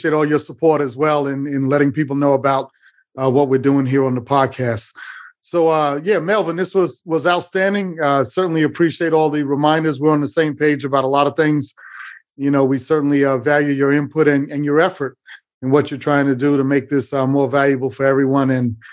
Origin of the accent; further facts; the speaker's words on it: New York City, New York, United States; I grew up in New York City